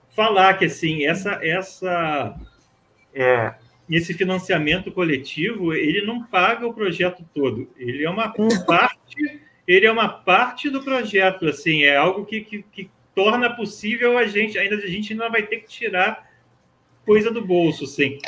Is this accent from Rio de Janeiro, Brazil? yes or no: yes; Nova Friburgo, Rio de Janeiro, Brazil; moved away as an adult; now in Rio de Janeiro, Brazil; eu sou de Friburgo